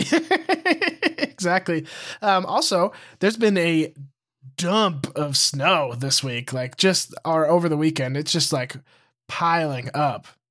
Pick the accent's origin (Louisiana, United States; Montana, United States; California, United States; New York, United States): Montana, United States; moved away as an adult; also born or lived in Missoula; I moved away from Montana